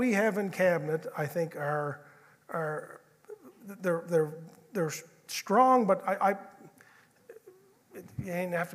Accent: Georgetown, Prince Edward Island, Canada; I grew up in Georgetown, so I think Georgetown is a small little New England type town.

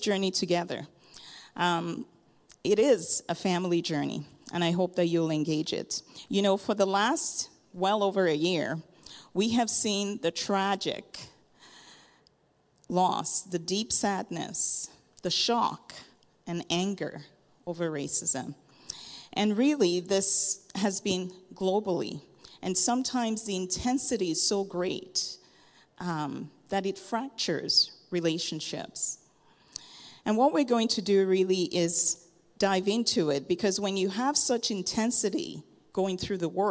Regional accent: Lagos, Nigeria; also born or lived in Kitchener-Waterloo, Ontario, Canada; I was born in Kitchener, Waterloo. My dad went to grad school there, so our family lived there for a few years, and then moved back to Lagos, Nigeria

